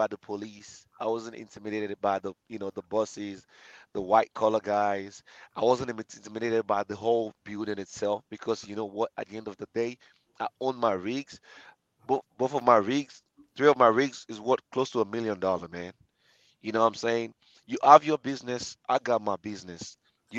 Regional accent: Nigeria; moved away; I'm African, I'm Nigerian

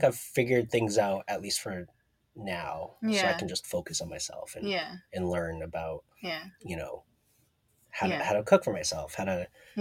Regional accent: Toronto, Ontario, Canada; moved away as an adult; now in Seattle, United States; growing up in Toronto

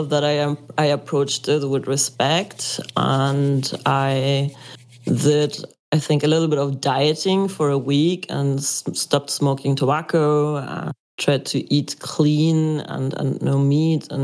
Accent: Mexico; moved away as an adult; also born or lived in Germany; I grew up in Catholic paradigm Mexico

